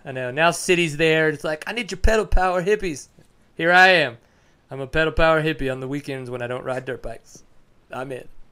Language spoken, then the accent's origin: English; Texas, United States; I'm from Texas, live in McKinney